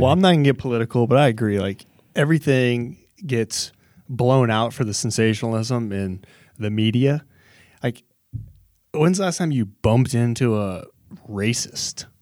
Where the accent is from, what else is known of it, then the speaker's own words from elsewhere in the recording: Texas, United States; growing up in Texas